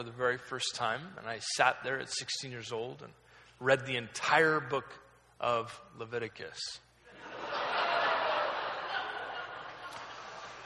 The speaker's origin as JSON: {"language": "English", "region": "Oregon", "country": "United States", "tie": "born or raised there", "said": "I was raised in Oregon. I was kind of lived there my entire life"}